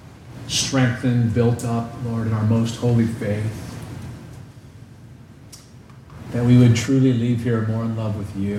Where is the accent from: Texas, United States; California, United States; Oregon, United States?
Texas, United States; No amens, because Pastor, I'm a Texan, butterflies, you know.